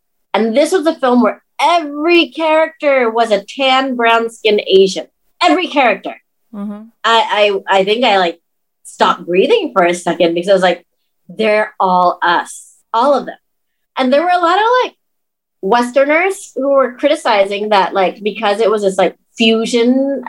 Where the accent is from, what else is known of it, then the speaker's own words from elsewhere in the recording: Laos; I was from Laos.